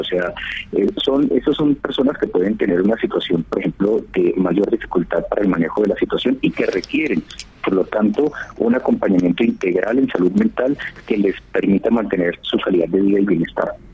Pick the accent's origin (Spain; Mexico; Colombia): Colombia